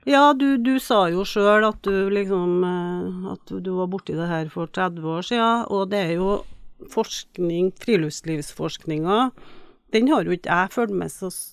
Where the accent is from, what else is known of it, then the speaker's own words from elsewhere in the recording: Trøndelag, Norway; moved away as an adult; also born or lived in Tromsø; jeg kommer jo fra Trøndelag og vokser jo opp i en veldig friluftslivsinteressert